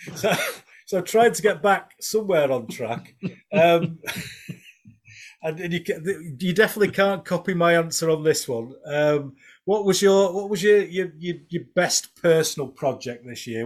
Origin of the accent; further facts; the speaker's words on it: Pudsey, Yorkshire and the Humber, United Kingdom; accent: Yorkshire; I'm from Pudsey